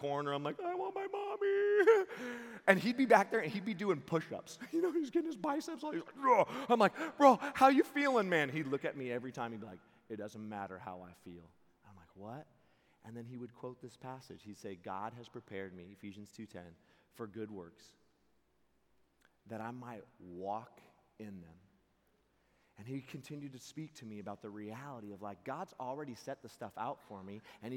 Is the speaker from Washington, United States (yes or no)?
yes; Seattle, Washington, United States; I'm from Seattle